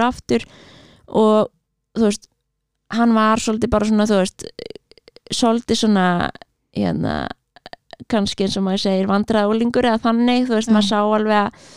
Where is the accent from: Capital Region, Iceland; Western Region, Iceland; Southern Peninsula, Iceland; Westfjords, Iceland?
Capital Region, Iceland; Reykjavík; ég er alveg upp í Reykjavík, já. í Árbænum